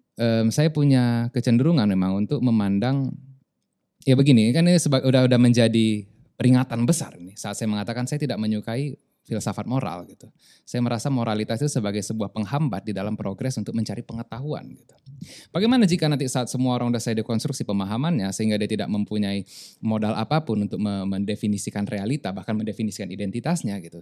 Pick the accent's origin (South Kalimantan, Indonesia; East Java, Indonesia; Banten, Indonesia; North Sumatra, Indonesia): North Sumatra, Indonesia; Medan; also born or lived in South Tapanuli; now in Lombok, Indonesia; saya nggak mau disebut orang Lombok, orang Medan sampai mati